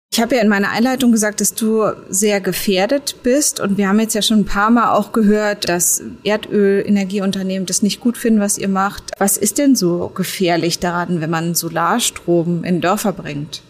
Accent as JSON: {"language": "German", "region": "Berlin", "country": "Germany", "said": "mir als Berlinerin"}